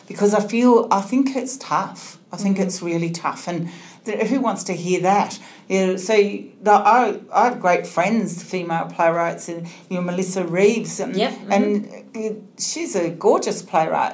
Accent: Melbourne, Victoria, Australia; I'm from Melbourne

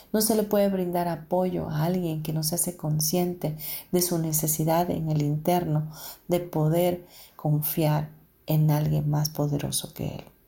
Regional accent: Mexico; also born or lived in United States; yo siendo mexicana

